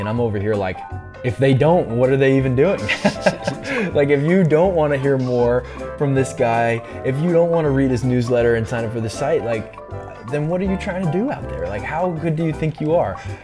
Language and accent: English; East Coast, United States; I'm from the East Coast